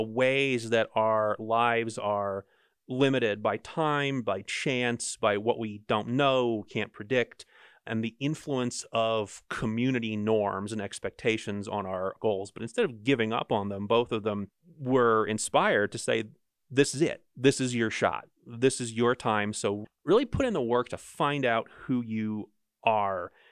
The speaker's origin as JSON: {"language": "English", "region": "New Jersey", "country": "United States", "moved": "yes", "lives_now": "Utah, United States", "said": "I'm from Jersey."}